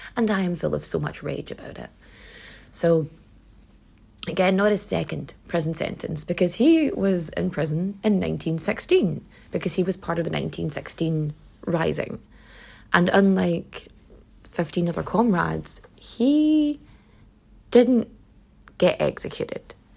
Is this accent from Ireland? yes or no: yes; Donegal, Ulster, Ireland; that's not how my dialect pronounces it, because I'm from Donegal.